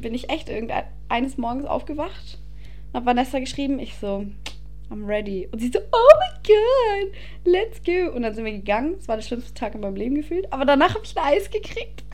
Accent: Passau, Bavaria, Germany; now in Ingolstadt, Germany

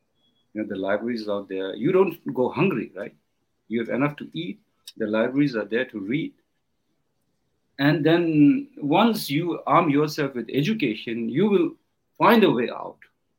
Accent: India; And you know, I came from Indian rural areas. There's no primary school.

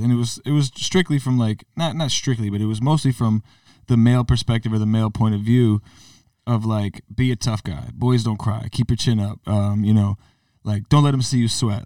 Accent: Connecticut, United States; growing up in Connecticut

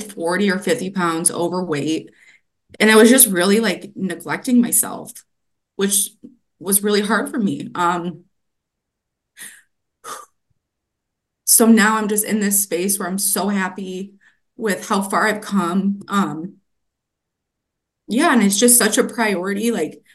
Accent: Grand Rapids, Michigan, United States; I grew up in Grand Rapids and I have never left

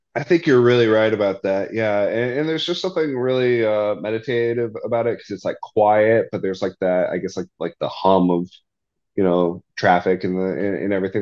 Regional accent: Arizona, United States; growing up in Arizona

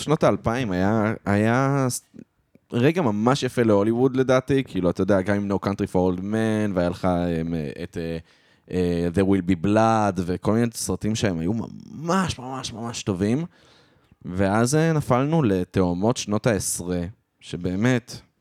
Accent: Israel; אני ישראלי

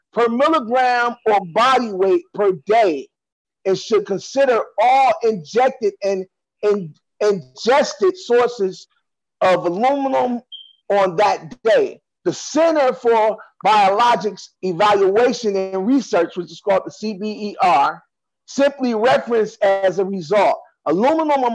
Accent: Cleveland, Ohio, United States; now in New York, United States; I'm from Cleveland

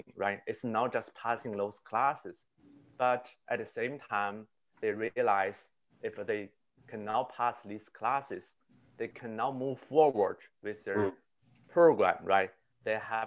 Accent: Beijing, China; moved away as an adult; also born or lived in Connecticut; now in United States; I was born in the capital of China, Beijing

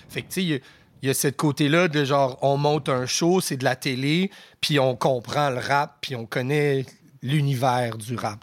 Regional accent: Aylmer, Quebec, Canada; also born or lived in Ottawa, Ontario / Rosemère, Quebec; je suis né à Ottawa. Mes premières années, je les ai faites dans l'Outaouais. J'habitais à Elmer.

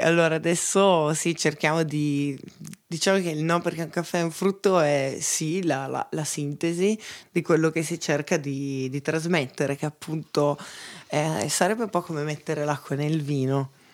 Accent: Veneto, Italy; moved away as an adult; also born or lived in Copenhagen / Pollenzo; now in Bra, Italy; da buona veneta

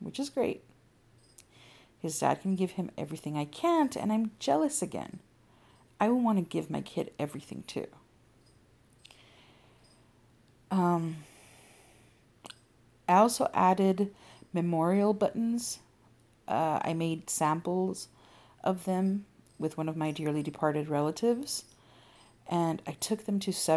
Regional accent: California, United States; my home state of California

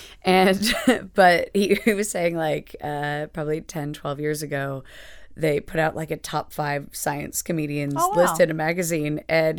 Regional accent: New Hampshire, United States; moved away as an adult; also born or lived in Boston; now in London, United Kingdom; So I was raised in New Hampshire, then moved around a bit. So I moved to Boston for grad school and then lived there for a while. Moved to London for a job just because I also wanted to live in Europe and just away from the States.

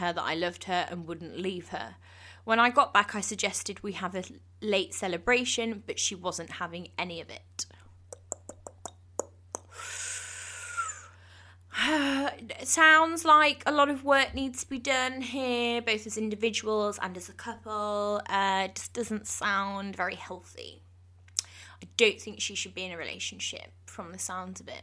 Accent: England, United Kingdom; I'm English

